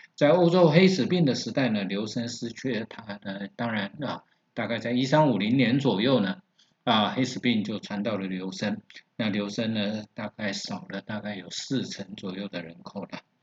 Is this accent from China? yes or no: no; Taiwan; 我们台湾人